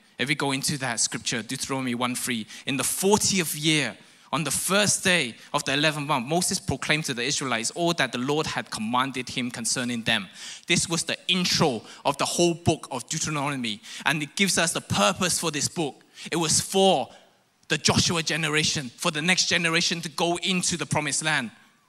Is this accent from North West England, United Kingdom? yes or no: no; London, United Kingdom; also born or lived in Hong Kong; now in Malaysia; For those who don't know, I'm born in Hong Kong, I grew up in London. And so I have this Rajat kind of accent.